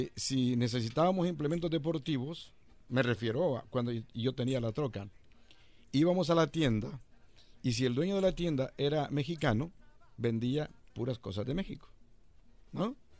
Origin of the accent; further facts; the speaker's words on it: El Salvador; moved away as an adult; Yo llegué de El Salvador en 1981